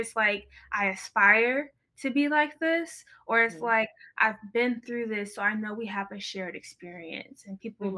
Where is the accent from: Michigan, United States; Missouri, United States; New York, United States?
Michigan, United States; It's just like, we're from Michigan. We know these same things. We have these same values.